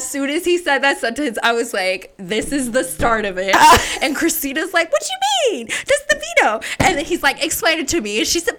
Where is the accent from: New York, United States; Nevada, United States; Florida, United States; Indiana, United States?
Nevada, United States; Las Vegas; then he's looking at me and we're from Vegas.